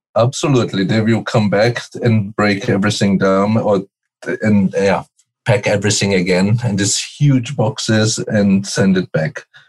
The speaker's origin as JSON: {"language": "English", "country": "Brazil", "moved": "yes", "said": "I come from Brazil."}